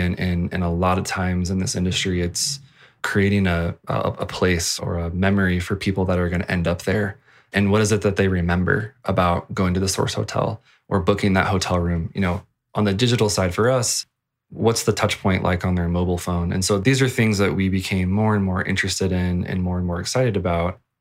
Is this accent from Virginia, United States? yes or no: yes; Virginia, United States; moved away; I come from Virginia and Sheets was the thing, uh, when I lived back there